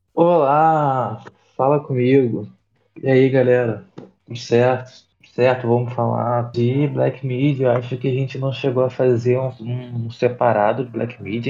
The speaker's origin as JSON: {"language": "Portuguese", "region": "Rio de Janeiro", "country": "Brazil", "said": "de onde eu sou, do Rio de Janeiro, da Zona Oeste"}